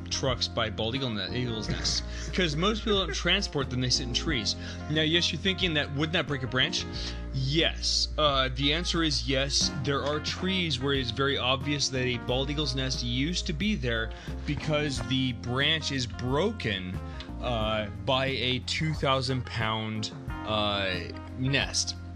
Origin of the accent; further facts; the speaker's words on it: Canada; because we're Canadian, so we always give up our rights.